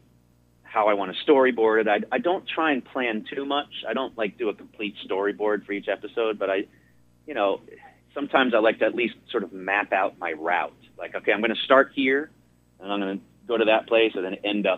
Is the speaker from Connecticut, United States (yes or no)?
yes; Connecticut, United States; moved away; my home state of Connecticut